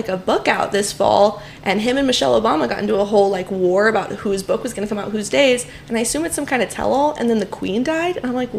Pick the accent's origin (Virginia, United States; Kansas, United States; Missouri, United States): Missouri, United States; Nixa; also born or lived in Miami / Los Angeles; I am from the Springfield area, so I'm from Nixa, like 10 or 15 minutes south out of South Springfield. Graduated high school in 2017. Immediately went to college in Miami at the University of Miami.